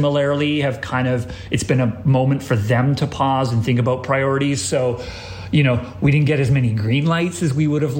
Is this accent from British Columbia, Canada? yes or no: yes; Victoria, British Columbia, Canada; now in Toronto, Canada; I grew up in Victoria, BC